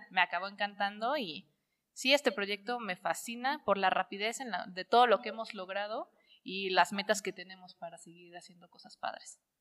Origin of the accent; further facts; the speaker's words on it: Córdoba, Veracruz, Mexico; moved away as an adult; also born or lived in Puebla; now in Cholula, Mexico; soy de Córdoba, Veracruz, pero ya tiene 10 años que vivo en la ciudad de Puebla